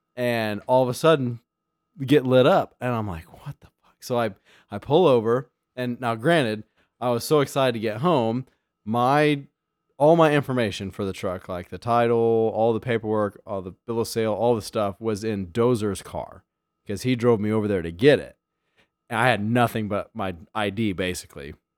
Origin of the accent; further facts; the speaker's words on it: Illinois, United States; I'm from Illinois.